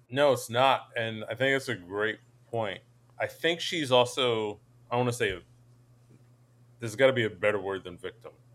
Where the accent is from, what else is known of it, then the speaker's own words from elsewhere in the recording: Scotch Plains, New Jersey, United States; I grew up in Union County, Scotch Plains.